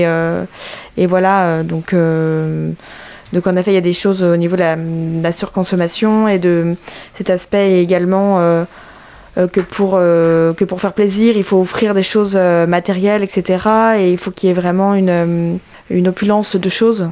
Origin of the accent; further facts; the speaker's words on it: Brittany, France; moved away as an adult; now in Angers, France; je suis originaire de Bretagne